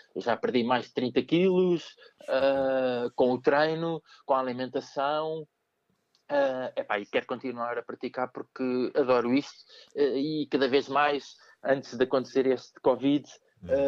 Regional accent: Queluz, Lisbon, Portugal; also born or lived in Amadora; vivi em Queluz, uh, vivi na Amadora, nasci na, em, na Amadora, uhum. mas depois passei a viver em Queluz

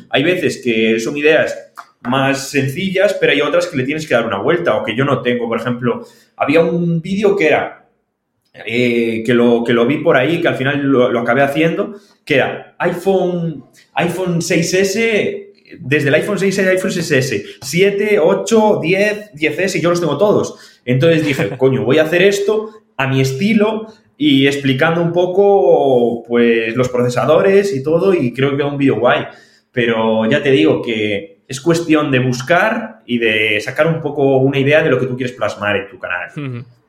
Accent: O Grove, Galicia, Spain; soy de Grove, de un pueblito de Galicia

